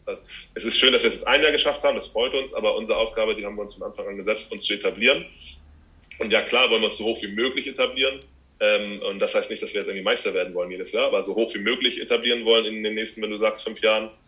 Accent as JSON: {"language": "German", "region": "Hamburg", "country": "Germany", "said": "ich mache das hier zu Hause, wo ich herkomme"}